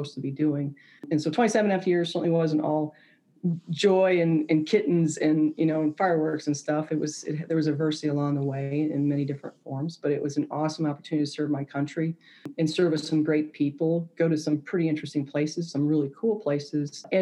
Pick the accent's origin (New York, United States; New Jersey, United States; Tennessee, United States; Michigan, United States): Michigan, United States; suburbs of Detroit; moved away as an adult; I grew up in Michigan, just north of Detroit, one of the suburbs of Detroit